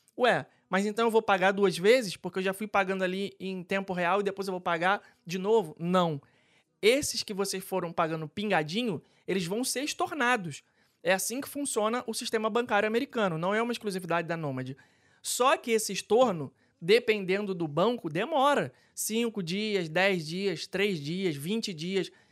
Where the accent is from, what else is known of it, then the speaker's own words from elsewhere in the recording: Rio de Janeiro, Brazil; now in Orlando, United States; eu sou carioca